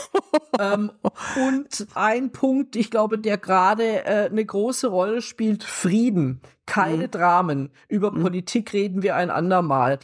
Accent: Germany; ich mich als Deutsche

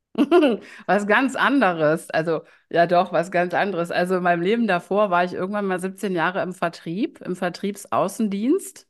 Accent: Düsseldorf, North Rhine-Westphalia, Germany; also born or lived in Ratingen; Ich lebe in Düsseldorf. Ähm, das ist auch meine Heimatstadt, meine Herzstadt. Ich bin zwar in Ratingen geboren, aber vom Herzen immer schon Düsseldorferin.

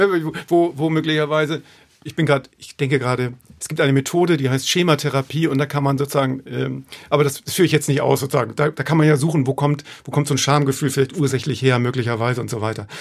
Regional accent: Hamburg, Germany; Stelling, da komme ich her. Das ist eigentlich auch der schönste Stadtteil der Welt. Hamburg-Stelling, wo ich aufgewachsen bin

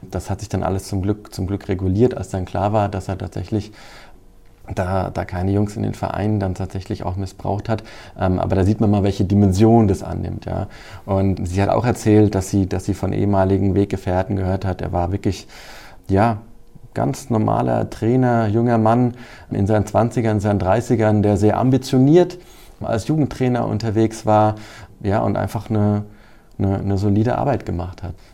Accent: Hesse, Germany; ich komme ja selbst aus dem Kreis Groß-Gerau

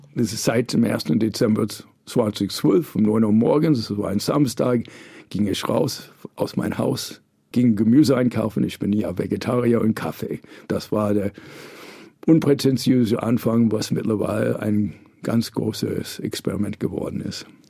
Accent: New York, United States; accent: American; German is a second language; moved away as an adult; also born or lived in India / Berlin, Germany; now in Munich, Germany; ich bin ja aus New York, aus Amerika

